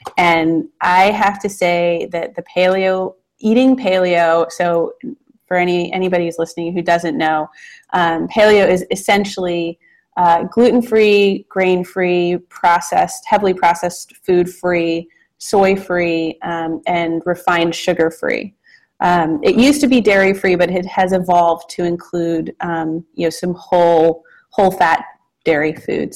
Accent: Los Angeles, California, United States; now in Portland, United States; we live in Portland, Oregon now. I'm from California originally, from Los Angeles. Have always grown up around food

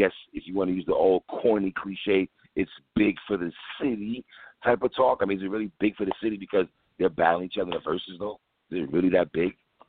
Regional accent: New York, United States; as a New Yorker

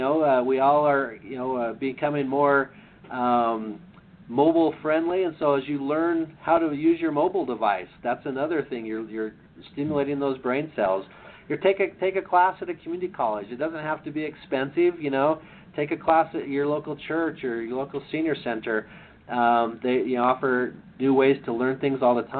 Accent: Idaho, United States; now in Utah, United States; I grew up in Idaho

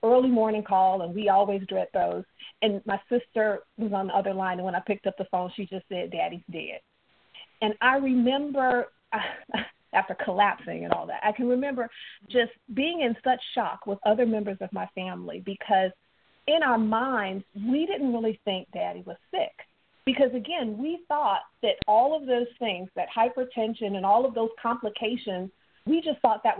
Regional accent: Chicago, Illinois, United States; moved away; also born or lived in Mississippi; I was born up in Chicago, but I have very deep southern roots

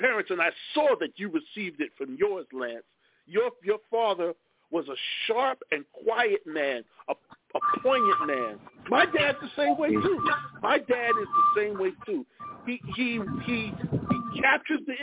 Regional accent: Lakeview, New York, United States; also born or lived in Brooklyn; I still have family in the city, but I grew up on Long Island, so I got both

